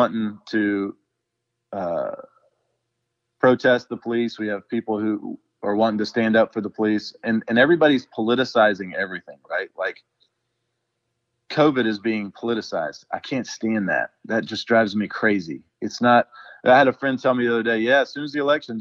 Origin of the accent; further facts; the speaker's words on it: Brunswick, Georgia, United States; my hometown this year, Brunswick, Georgia